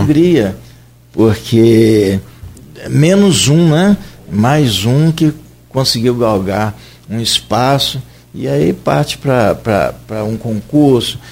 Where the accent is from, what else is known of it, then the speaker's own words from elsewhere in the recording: Santa Cruz, Brazil; eu sou nascido em Santa Cruz